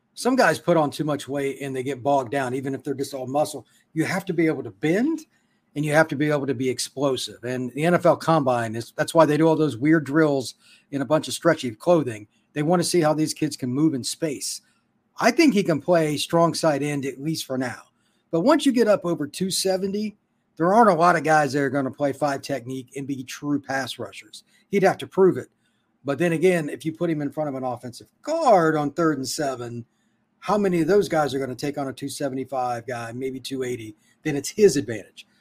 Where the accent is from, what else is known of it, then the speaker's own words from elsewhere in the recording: Indiana, United States; moved away; I'm from Indiana originally